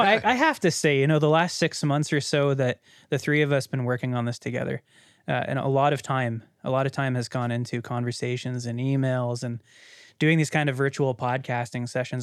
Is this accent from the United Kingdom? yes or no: no; Canada; as a Canadian that grew up in a very small conservative city